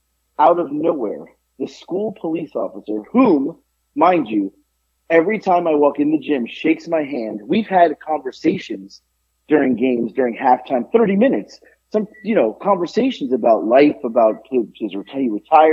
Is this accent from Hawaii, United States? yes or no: no; Boca Raton, Florida, United States; also born or lived in New York; now in Georgia, United States; I grew up in Florida